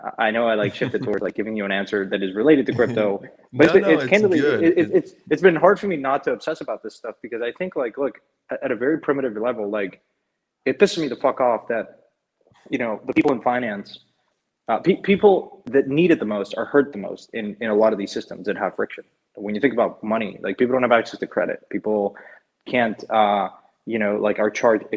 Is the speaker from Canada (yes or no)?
no; Mexico; moved away; I grew up in Mexico